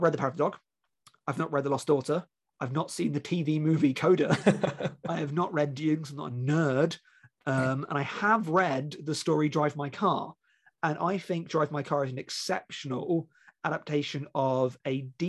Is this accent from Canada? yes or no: no; United Kingdom; being British and not born at the time